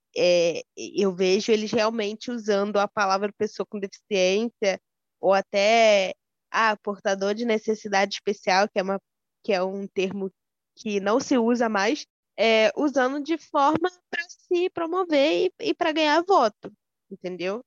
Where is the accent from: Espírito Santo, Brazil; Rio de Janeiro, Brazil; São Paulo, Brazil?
Rio de Janeiro, Brazil; eu sou daqui do centro do Rio de Janeiro